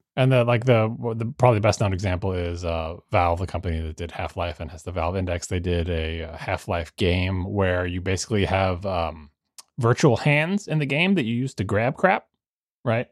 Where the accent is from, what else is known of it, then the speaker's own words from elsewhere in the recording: Long Island, New York, United States; growing up on Long Island